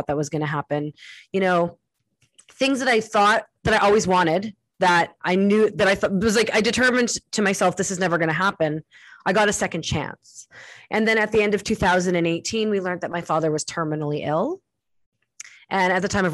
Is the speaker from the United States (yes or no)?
no; Winnipeg, Manitoba, Canada; moved away; going back to my hometown in Winnipeg